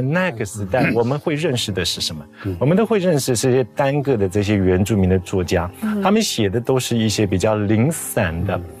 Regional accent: Taiwan; moved away; 我回台湾， 到东华大学教书

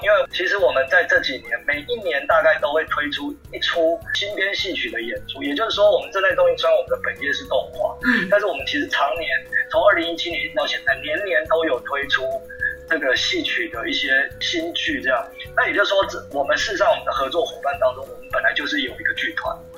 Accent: Taiwan; first language Taiwanese Hokkien; Chinese is a second language; 我其实我的母语就是台语

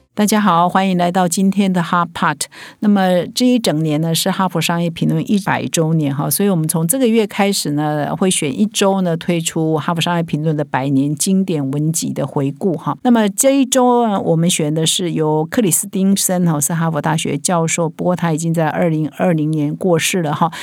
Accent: Taiwan

